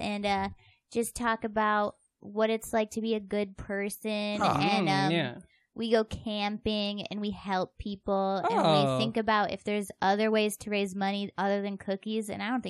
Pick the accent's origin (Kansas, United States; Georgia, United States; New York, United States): New York, United States; Bergen; moved away; I'm from Bergen, spelled like Bergen.